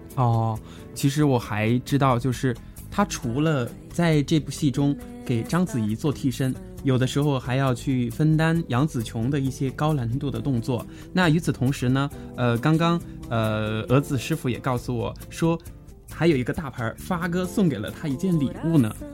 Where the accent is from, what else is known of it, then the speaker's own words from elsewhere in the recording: Fengjie, Chongqing, China; 我的家乡在重庆凤姐，著名的白帝城